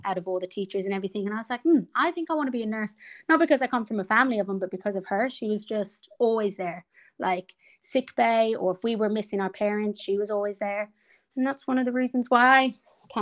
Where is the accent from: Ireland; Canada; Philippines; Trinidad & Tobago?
Ireland; moved away as an adult; now in Melbourne, Australia; I'm from Ireland as well, and I've been here for about 10 years now